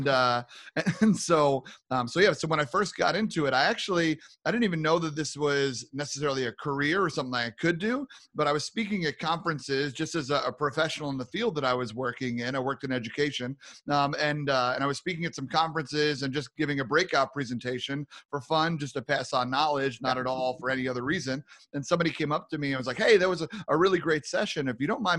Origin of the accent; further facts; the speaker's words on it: New York, United States; moved away as an adult; now in Minnesota, United States; Born and raised in New York. I'm a proud New Yorker. Spent most of my life there